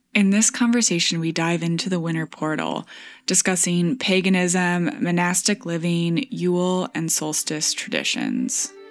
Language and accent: English; Michigan, United States; moved away; farmhouse in my hometown